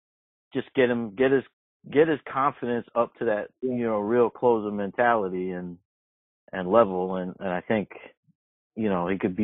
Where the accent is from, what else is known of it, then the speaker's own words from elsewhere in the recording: New York, United States; here in New York, and growing up in New York